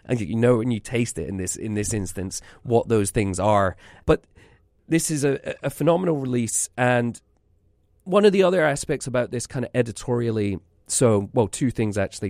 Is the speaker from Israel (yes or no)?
no; Scotland, United Kingdom; moved away